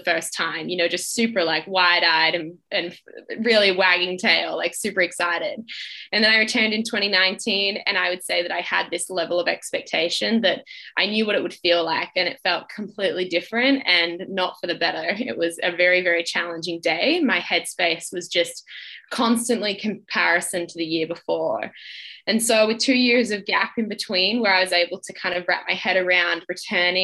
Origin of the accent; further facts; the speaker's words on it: Australia; being Australian